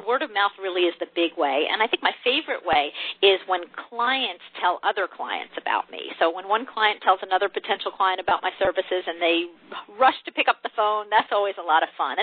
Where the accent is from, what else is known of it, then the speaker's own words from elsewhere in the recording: New Jersey, United States; moved away as an adult; also born or lived in Michigan; now in Texas, United States; I grew up in New Jersey, so I'm originally from the Northeast, but I've been in Texas for a long time now